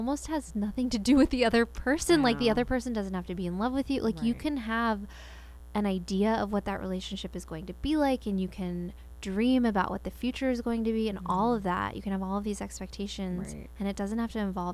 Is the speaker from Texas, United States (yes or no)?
yes; Spring, Texas, United States; I grew up in Spring, Texas